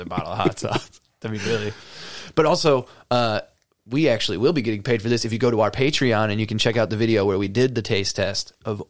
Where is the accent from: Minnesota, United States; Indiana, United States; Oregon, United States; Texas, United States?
Indiana, United States; Cedar Lake; It's my hometown.